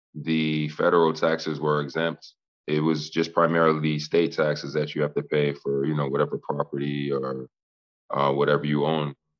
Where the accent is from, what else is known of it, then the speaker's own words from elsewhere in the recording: Boston, Massachusetts, United States; I'm from Boston